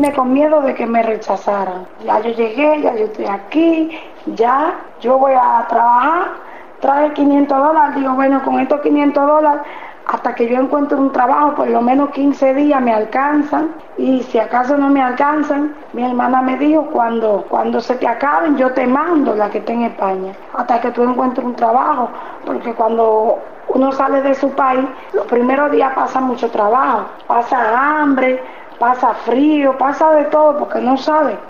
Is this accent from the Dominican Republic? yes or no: yes; Dominican Republic; moved away as an adult; now in Buenos Aires, Argentina; en mi país nada cuesta un peso